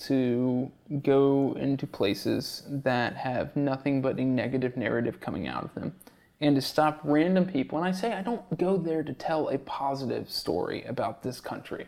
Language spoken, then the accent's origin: English; Georgia, United States; moved away as an adult; also born or lived in Chicago; now in New York City, United States; I grew up in Georgia